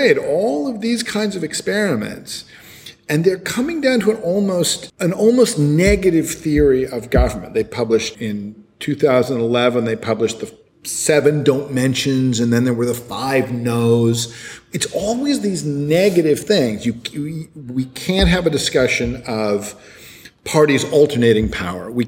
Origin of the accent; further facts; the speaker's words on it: United States; now in China; I come to this as an American